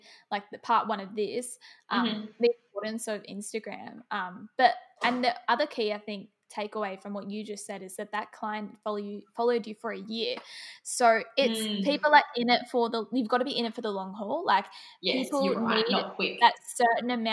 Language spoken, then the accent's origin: English; hometown near Melbourne, Victoria, Australia; born or raised there